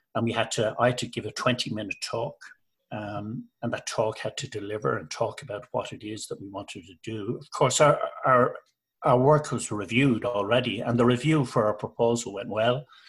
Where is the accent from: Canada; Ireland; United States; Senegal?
Ireland; moved away as an adult; also born or lived in Liverpool; I'm Irish. My wife's Irish